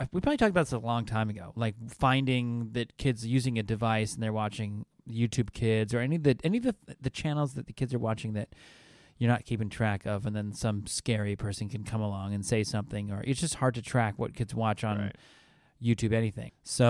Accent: California, United States; I'm from Southern California. Can't be bothered by it.

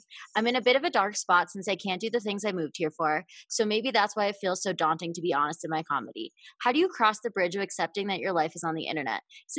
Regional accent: Grand Rapids, Michigan, United States; now in Los Angeles, United States; I'm from Grand Rapids, Michigan, and not going to lie, part of the reason I wanted to move to LA was also to have a more fulfilling dating life.

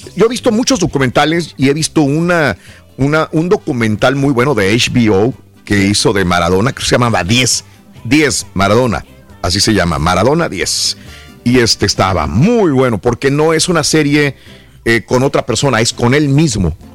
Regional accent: Mexico; also born or lived in California; now in United States; venimos de México, acá en Estados Unidos

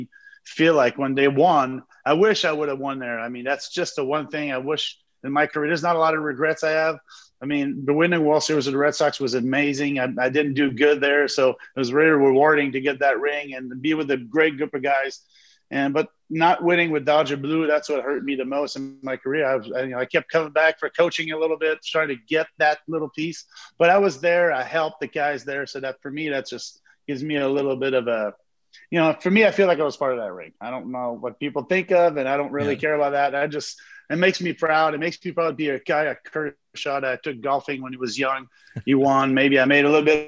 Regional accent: Montreal, Quebec, Canada; I'm from Montreal.

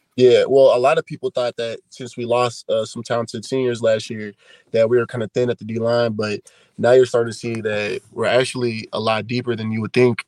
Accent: Kansas City, Missouri, United States; I grew up in Kansas City, Missouri

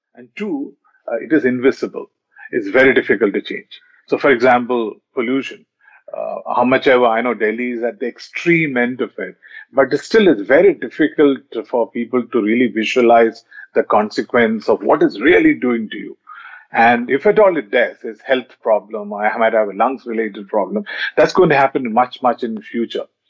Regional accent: Kolkata, West Bengal, India; when i growing up in Calcutta uh, in the initial, in the early 90s

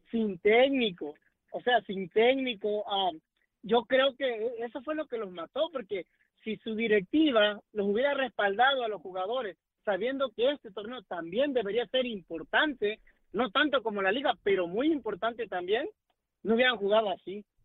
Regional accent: Mexico; yo soy mexicano

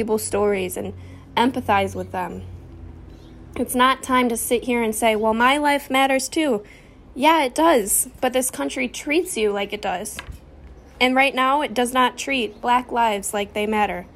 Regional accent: Riverview, Michigan, United States; moved away; my hometown of Riverview. It's a small city outside of Detroit

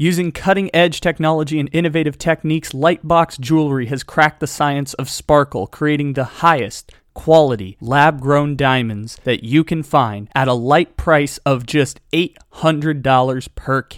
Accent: San Diego, California, United States; I'm from San Diego

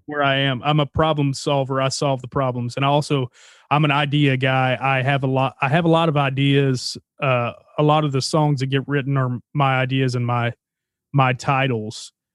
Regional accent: Texarkana, Arkansas, United States; moved away; I grew up in Texarkana, Arkansas, and, uh, it's a little town right on the border of Texas.

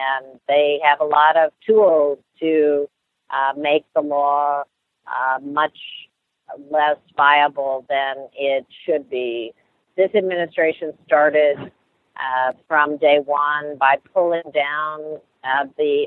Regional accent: Ohio, United States; Ohio, which is my home state

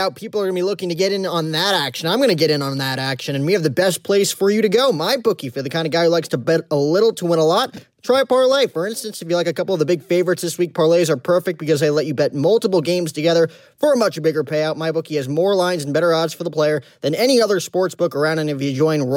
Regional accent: New Jersey, United States; I'm from New Jersey

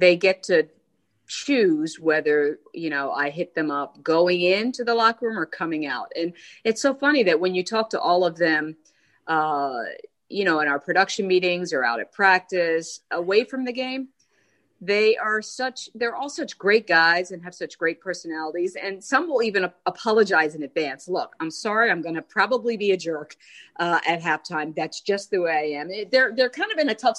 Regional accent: King of Prussia, Pennsylvania, United States; now in Baltimore, United States; I grew up in King of Prussia and worked at the mall out there as a kid

